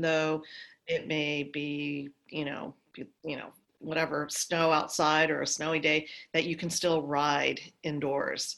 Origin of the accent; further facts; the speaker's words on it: Los Angeles, California, United States; also born or lived in Santa Monica, California; I grew up in Santa Monica, oh, and um, and I was about five years old at the time when they decided to buy a place in the valley